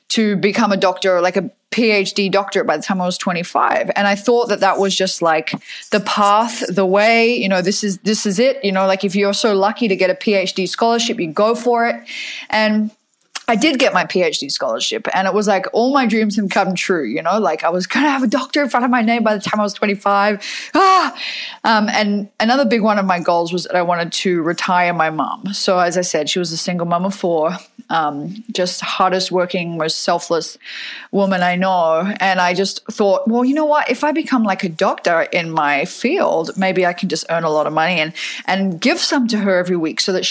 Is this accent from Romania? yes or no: no; Fremantle, Western Australia, Australia; now in United States; but I grew up in Fremantle in Perth in Western Australia, even though my accent sounds now like uh, I have a little bit of American in it.